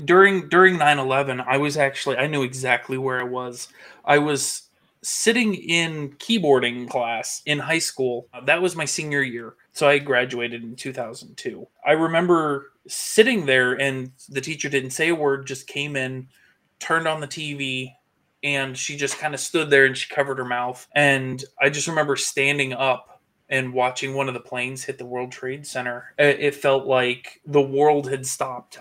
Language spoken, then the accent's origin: English; the North, United States; I grew up with it in the North too